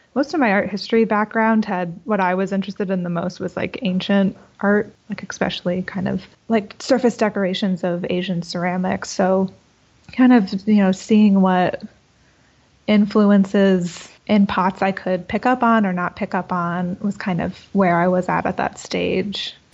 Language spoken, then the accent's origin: English; Boca Raton, Florida, United States; moved away as an adult; I'm from South Florida in Boca Raton.